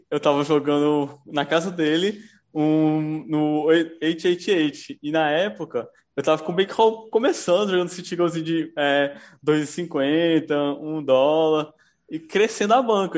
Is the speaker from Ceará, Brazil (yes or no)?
yes; Fortaleza, Ceará, Brazil; Sou daqui de Fortaleza, Ceará